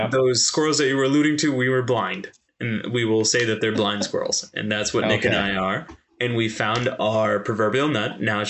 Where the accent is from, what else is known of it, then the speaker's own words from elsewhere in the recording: India; but I am Indian and my nose tends to be brown.